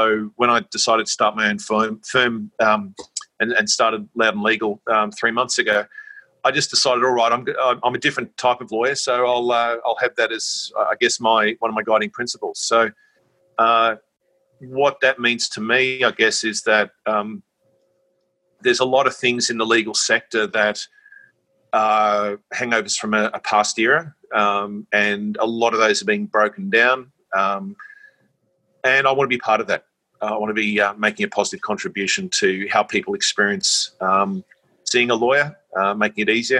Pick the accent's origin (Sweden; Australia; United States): Australia; Sydney, New South Wales; I grew up in Sydney and always had a strong sense of social justice, I guess, and personal wanting to look out for people.